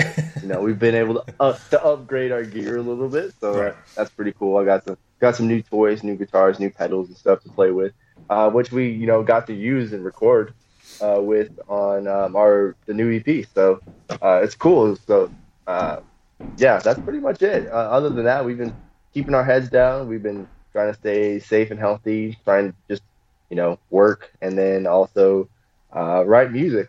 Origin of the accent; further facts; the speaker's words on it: Texas, United States; also born or lived in California; I was born in California, but I was a Navy brat. So I moved around like a million different places growing up. So, but we settled in Texas eventually.